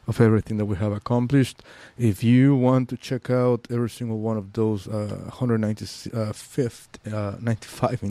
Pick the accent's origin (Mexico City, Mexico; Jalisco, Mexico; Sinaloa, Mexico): Mexico City, Mexico; also born or lived in Mérida, Yucatán; now in San Francisco, United States; I'm from Mexico City